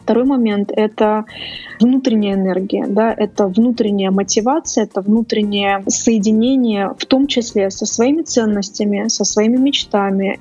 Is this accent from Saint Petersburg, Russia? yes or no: yes; Saint Petersburg, Russia; Я изначально из Петербурга